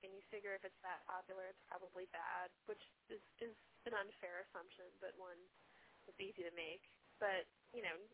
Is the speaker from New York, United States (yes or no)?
yes; Long Island, New York, United States; moved away; I grew up on Long Island